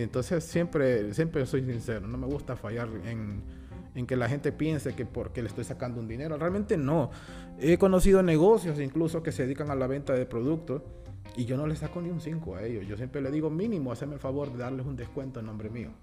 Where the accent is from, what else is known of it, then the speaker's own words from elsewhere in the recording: Honduras; como hondureños